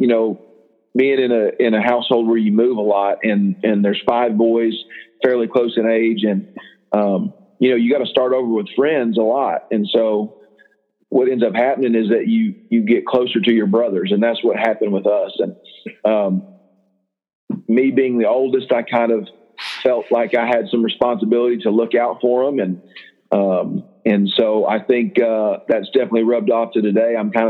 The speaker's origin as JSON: {"language": "English", "town": "Houston", "region": "Texas", "country": "United States", "tie": "born or raised there", "also_born_or_lived": "Austin", "said": "But, I grew up in Houston about the first 10 years of my life, and then Austin area for a little bit. And then I ended up graduating from Pilot Point High School."}